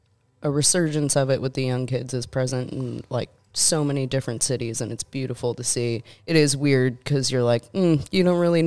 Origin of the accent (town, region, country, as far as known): Buffalo, New York, United States; born or raised there